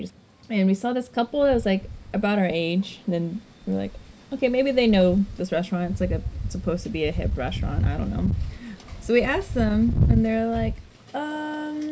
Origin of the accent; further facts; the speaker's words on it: United States; we're American